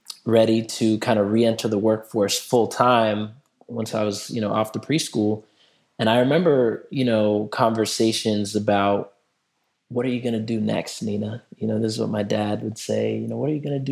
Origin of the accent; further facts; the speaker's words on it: Durham, North Carolina, United States; I grew up in Durham, North Carolina